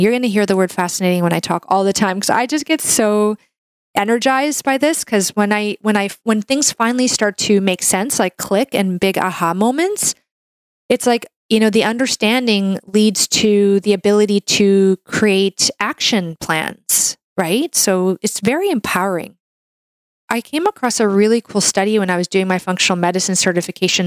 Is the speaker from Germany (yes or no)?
no; Canada; I'm a Canadian medical doctor